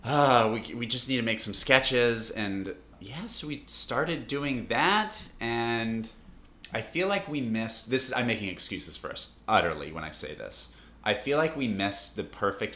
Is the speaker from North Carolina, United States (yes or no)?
yes; North Carolina, United States; in North Carolina in my hometown